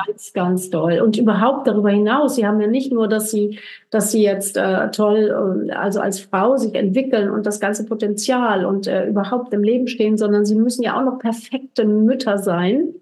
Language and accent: German; Germany; wir als Deutsche